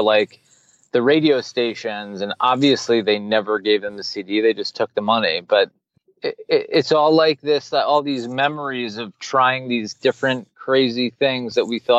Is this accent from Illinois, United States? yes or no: no; New York City, New York, United States; now in Miami, United States; I grew up in New York City